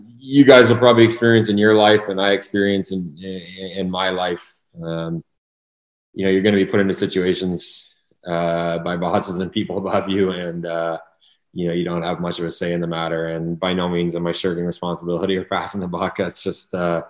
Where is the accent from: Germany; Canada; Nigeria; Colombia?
Canada; Ottawa, Ontario; moved away; we're both born and raised in Kanata.